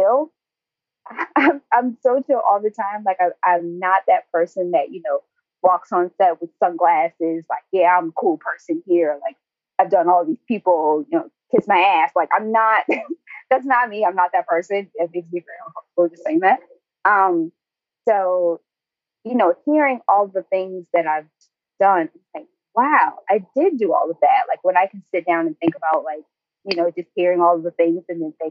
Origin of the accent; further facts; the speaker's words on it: Newport News, Virginia, United States; now in Los Angeles, United States; Newport News